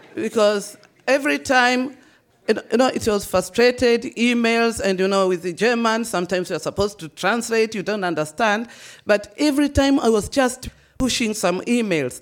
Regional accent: Tanzania; moved away as an adult; now in Austria; being born and raised in Tanzania

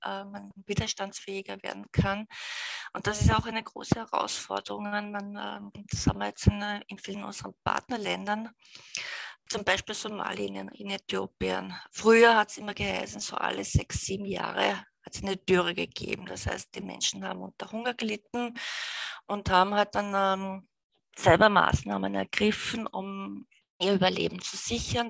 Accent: Austria; wir als Österreicher

